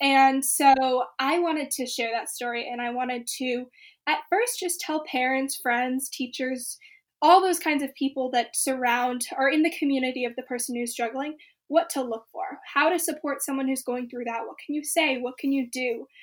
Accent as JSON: {"language": "English", "area": "Bay Area", "region": "California", "country": "United States", "said": "I'm from the Bay Area"}